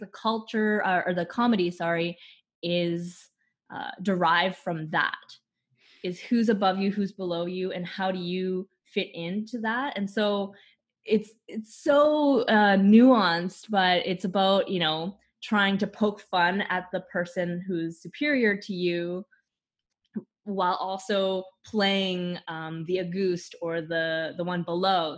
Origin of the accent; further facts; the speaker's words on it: Canada; I'm from Canada